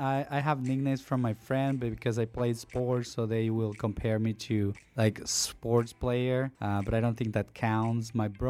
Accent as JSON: {"language": "English", "country": "Honduras", "tie": "born or raised there", "second_language": "English", "moved": "yes", "lives_now": "United States", "said": "for all of you that has come from another country, and know what it is to acclimate to the United States, you will understand. I grew up in a very poor place, and for me, it was a privilege to be able to learn a new language."}